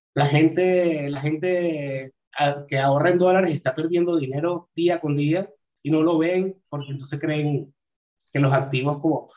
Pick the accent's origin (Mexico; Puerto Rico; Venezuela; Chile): Venezuela; Caracas, Capital District; moved away as an adult; also born or lived in Barcelona, Spain / Madrid, Spain; now in Portugal; soy de Venezuela, eh, de Caracas